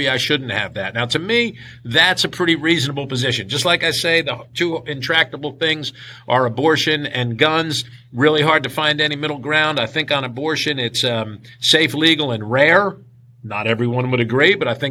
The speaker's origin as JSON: {"language": "English", "region": "New Jersey", "country": "United States", "tie": "born or raised there", "moved": "as an adult", "lives_now": "Kentucky, United States", "said": "growing up in New Jersey"}